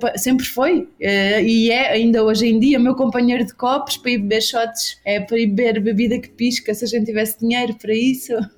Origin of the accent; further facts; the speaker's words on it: Bairrada, Centro, Portugal; moved away as an adult; now in São Paulo, Brazil; sou da Bairrada, terra do leitão